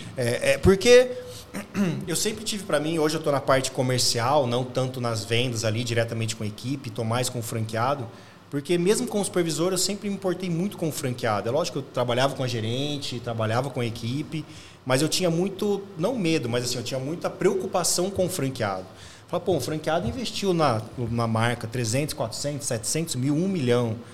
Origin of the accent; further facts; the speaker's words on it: São José do Rio Preto, São Paulo, Brazil; sou de São José do Rio Preto